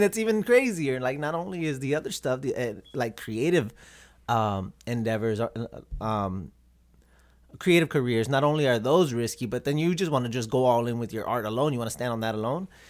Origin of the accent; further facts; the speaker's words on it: Robstown, Texas, United States; moved away as an adult; also born or lived in Corpus Christi, Texas; now in Minnesota, United States; Born and raised in Robstown, Texas. Born in Corpus, Corpus Christi, but raised in Robstown.